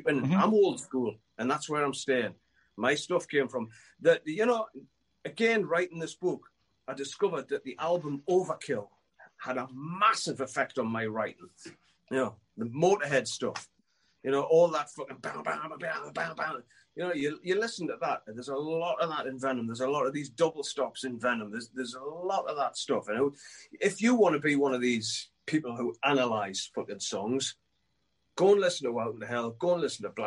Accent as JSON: {"language": "English", "town": "Newcastle upon Tyne", "region": "North East England", "country": "United Kingdom", "tie": "born or raised there", "said": "I was a kid from Newcastle who wrote some tunes"}